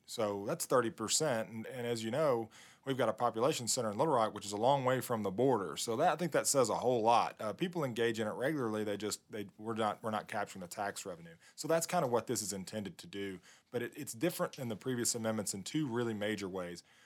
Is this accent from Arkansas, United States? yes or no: yes; Southwest Arkansas, United States; I'm from Southwest Arkansas.